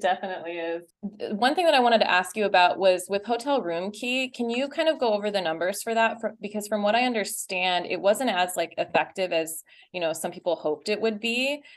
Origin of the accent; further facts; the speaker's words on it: Utah, United States; also born or lived in Texas; I was born in Texas. Uh, I grew up in Utah, and my parents are from Chennai